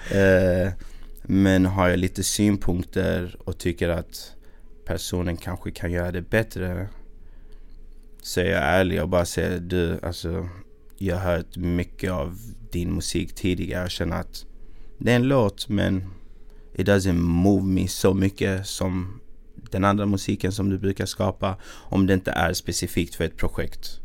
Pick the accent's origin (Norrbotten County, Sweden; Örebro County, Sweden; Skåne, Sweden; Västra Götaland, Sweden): Skåne, Sweden; Malmö; accent: Malmö dialect; när jag gjorde min grej i Malmö